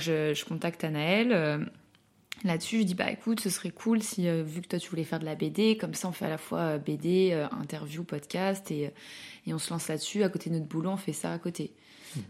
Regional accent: Lyon, Auvergne-Rhône-Alpes, France; now in Paris, France; je suis originaire de Lyon, maintenant je vis à Paris

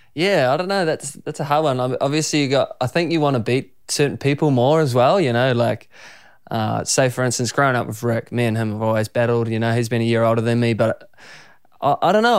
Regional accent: Raglan, Waikato, New Zealand; growing up in Raglan

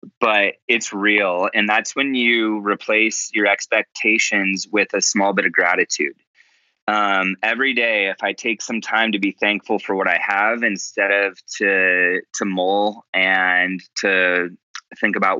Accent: United States; growing up as an American

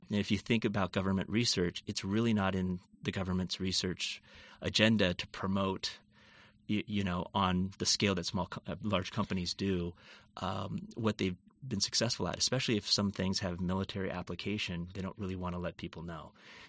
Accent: Seattle, Washington, United States; Yeah, so I grew up in the Seattle area and had always wanted to be a microbiologist.

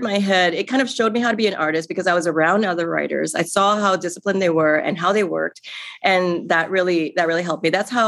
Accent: Singapore; moved away as an adult; now in New York City, United States; I grew up in Singapore in a very traditional Chinese family

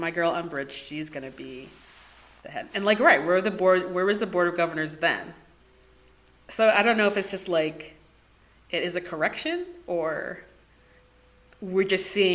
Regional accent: United States; as an American

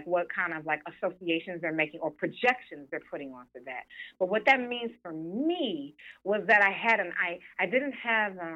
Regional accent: Detroit, Michigan, United States; moved away; also born or lived in New York; growing up in Detroit was like, it was the blackest city in the country when I was growing up

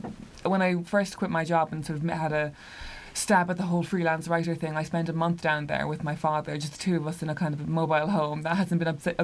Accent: Cork, Munster, Ireland; So I come from Cork, which is a county in the south of Ireland

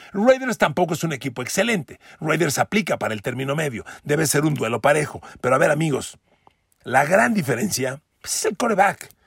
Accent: Mexico; de mi México querido, el México donde yo nací, donde, donde crecí, donde me desarrollo

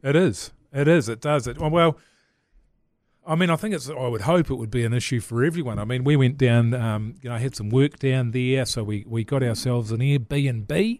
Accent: Levin, Manawatū-Whanganui, New Zealand; I grew up in Levin

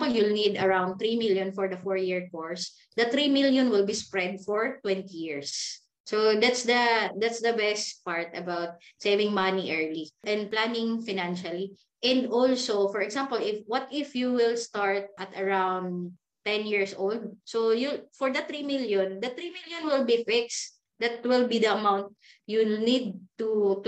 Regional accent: Davao City, Davao Region, Philippines; moved away as an adult; now in Manila, Philippines; I'm from Davao. And then I leave Davao. I started here in Manila from negative

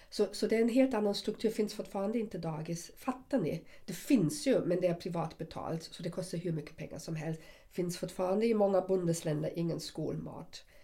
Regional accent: Germany; Swedish is a second language; now in Sweden; Jag är, jag är uppvuxen i väst.

